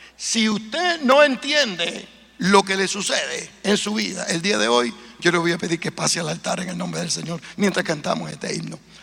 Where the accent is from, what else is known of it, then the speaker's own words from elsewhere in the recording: Puerto Rico; now in United States; en Puerto Rico, de donde yo vengo, o en Estados Unidos, donde vivo